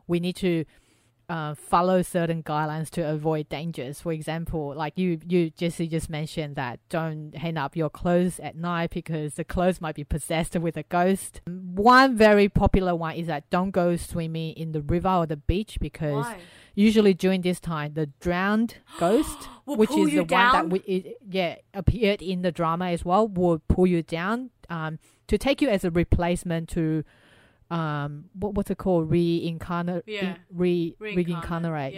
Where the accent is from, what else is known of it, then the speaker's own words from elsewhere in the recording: Taiwan; moved away; growing up in Taiwan